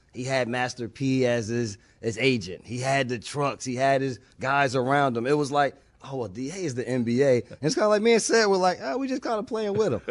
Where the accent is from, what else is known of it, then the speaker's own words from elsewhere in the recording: East Orange, New Jersey, United States; moved away as an adult; also born or lived in California; I was a kid from East Orange, New Jersey, going to California